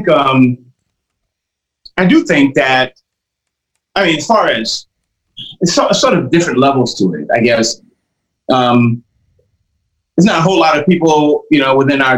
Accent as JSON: {"language": "English", "region": "New York", "country": "United States", "tie": "born or raised there", "said": "I'm born and raised in New York"}